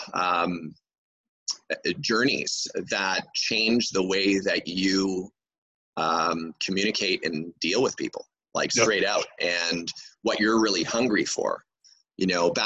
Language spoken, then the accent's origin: English; Montreal, Quebec, Canada; first language English; I'm from Montreal, Quebec, Canada